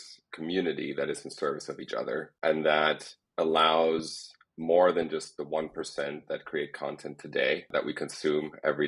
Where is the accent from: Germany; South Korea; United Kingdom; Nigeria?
Germany; near Heidelberg, Baden-Württemberg; moved away as an adult; now in Los Angeles, United States; I was born in Germany, in a small town next to Heidelberg, where I grew up